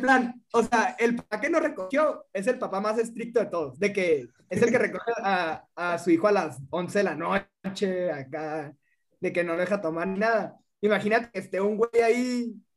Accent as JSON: {"language": "Spanish", "country": "Mexico", "said": "soy de aquí, no, soy mexicano"}